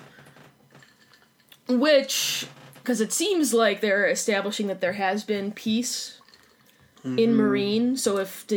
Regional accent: Chicago, Illinois, United States; I'm from Chicago

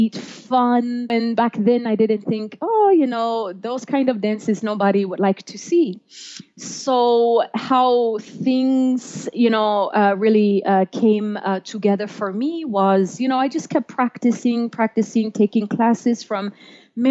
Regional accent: Jeddah, Makkah Province, Saudi Arabia; English is a second language; moved away as an adult; also born or lived in Florida; now in Denver, United States; I'm originally from Jeddah.

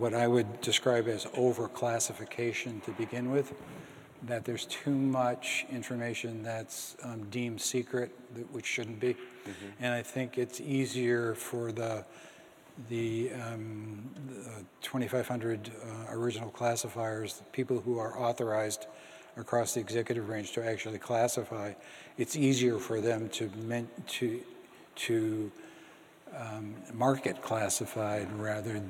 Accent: Boston, Massachusetts, United States; I grew up in Boston

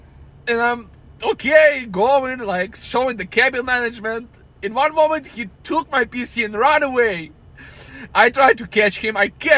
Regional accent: Ukraine; now in United States; I'm a refugee from Ukraine.

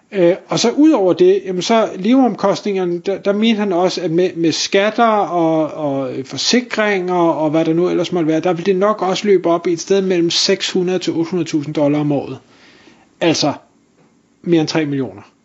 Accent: North Zealand, by Bagsværd Lake, Capital Region of Denmark, Denmark; det område, hvor jeg voksede op i, i sin tid i Nordsjælland, lige ved, øh, ved Bagsværd Sø

